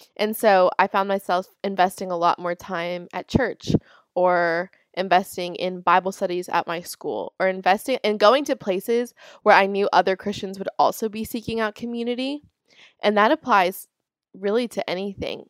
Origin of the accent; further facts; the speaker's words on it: Florida, United States; I'm from Florida